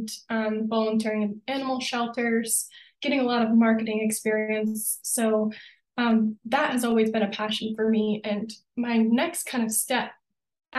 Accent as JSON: {"language": "English", "region": "Vermont", "country": "United States", "tie": "born or raised there", "moved": "as an adult", "lives_now": "Colorado, United States", "said": "I grew up in Vermont"}